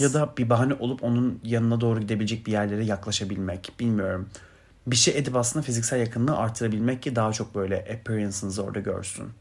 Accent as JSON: {"language": "Turkish", "country": "Turkey", "said": "I'm Turkish"}